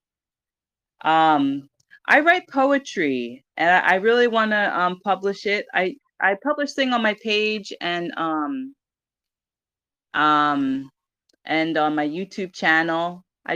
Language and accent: English; Philadelphia, Pennsylvania, United States; now in Oahu, United States; I'm originally from Philadelphia